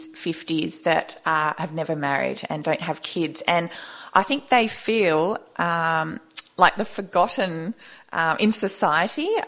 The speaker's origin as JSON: {"language": "English", "country": "Australia", "said": "Australian, you know, we're from, you know, the Anglo-Saxon, we are British heritage essentially"}